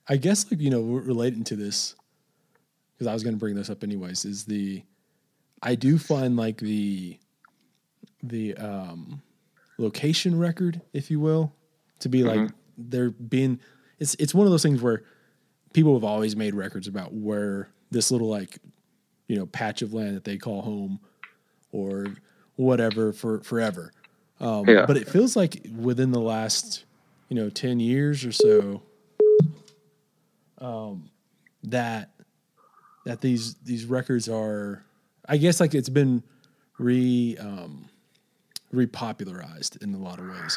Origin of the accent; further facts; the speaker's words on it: West Texas, United States; as a Texan, like I almost always just naturally say, oh yeah, I'm from West Texas.